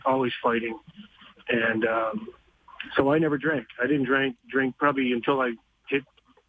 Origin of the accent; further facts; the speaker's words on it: Montreal, Quebec, Canada; Growing up in Montreal, wartime housing.